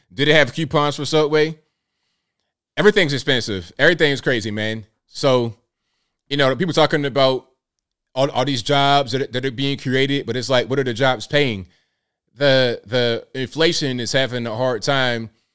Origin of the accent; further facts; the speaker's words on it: the South, United States; accent: little Southern country; I'm American. When they hear my American uh, little Southern country type of thing going on